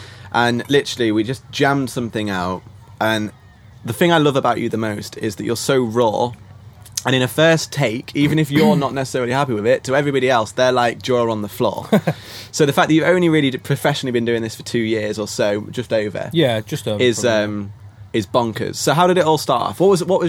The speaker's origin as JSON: {"language": "English", "region": "Yorkshire and the Humber", "country": "United Kingdom", "said": "Yorkshiremen drinking Yorkshire beer in Croatia."}